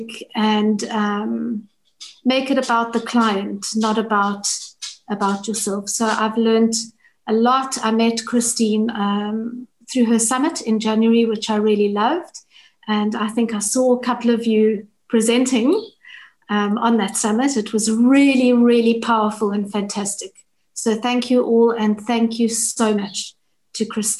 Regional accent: South Africa; I'm from South Africa.

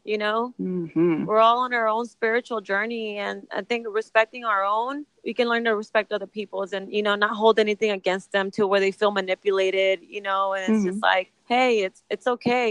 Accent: Texas, United States; my family growing up in Texas, first generation Mexican-Americans

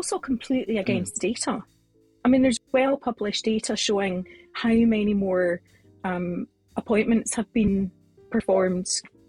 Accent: Glasgow, Scotland, United Kingdom; moved away as an adult; now in Edinburgh, United Kingdom; I grew up in Glasgow, and most Glaswegians go to university in Glasgow and then live in Glasgow, so I did that for a while, and then made this massive move to Edinburgh

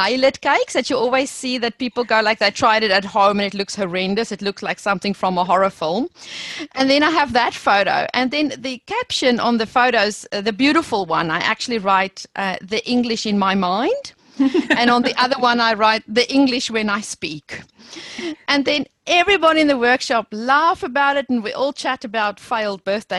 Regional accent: South Africa; accent: South African; moved away as an adult; I think I will never lose my South African accent.

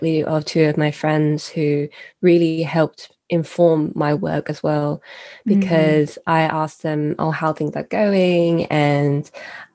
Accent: United Kingdom; I am a British-born citizen

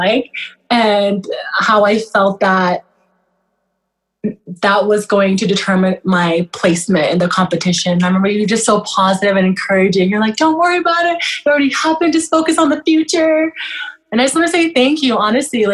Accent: Canada; also born or lived in Kenya / Newfoundland; I am Canadian, but I'm Sudanese descent, so I'm Sudanese Canadian

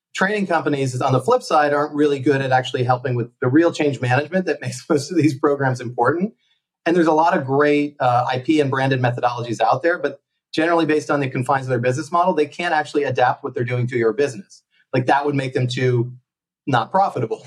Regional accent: United States; moved away as an adult; also born or lived in Connecticut; now in Barcelona, Spain; as you can probably tell, I'm from the States

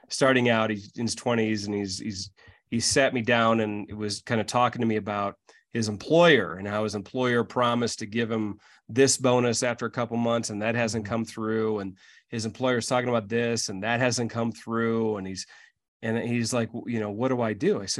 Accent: Midwest, United States; because I'm from the Midwest

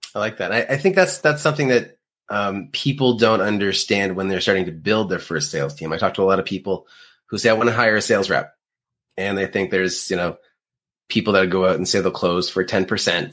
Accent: Canada; being Canadian

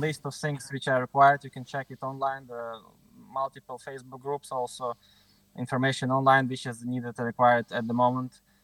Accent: Ukraine; moved away as an adult; also born or lived in Kyiv, Ukraine; now in Budapest, Hungary; I'm initially from Ukraine. My parents are from uh, the city. I was born in the city which is on the border with Russia

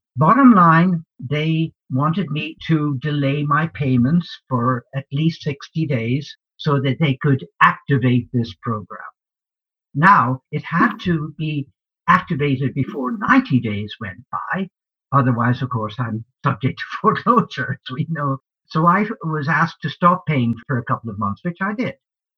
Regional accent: Ireland; now in United States; But I also, I'm an immigrant. I came from Ireland. I arrived in this great country by walking across the Buffalo Bridge. in 1966.

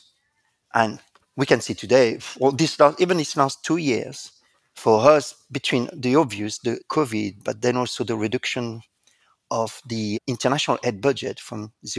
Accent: France; accent: French; English is a second language; moved away as an adult; now in United Kingdom; I was indeed born in France, and there is no doubt, as you can hear with my accent

